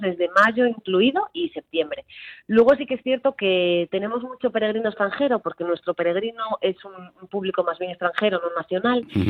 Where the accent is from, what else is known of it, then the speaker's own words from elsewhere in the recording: Sarria, Galicia, Spain; yo soy de Sarria